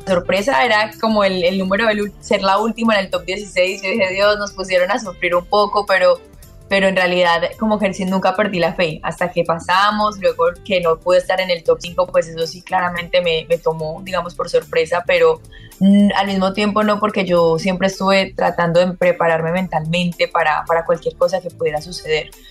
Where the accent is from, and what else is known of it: Colombia